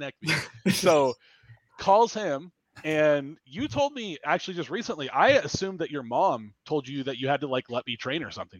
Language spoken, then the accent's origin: English; Utah, United States; also born or lived in San Diego County, California; So I'm originally from California, San Diego County. And, I moved to Utah when I was like 9 years old